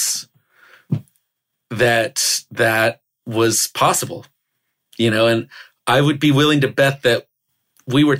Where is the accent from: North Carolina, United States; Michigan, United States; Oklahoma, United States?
Oklahoma, United States; I grew up in Oklahoma.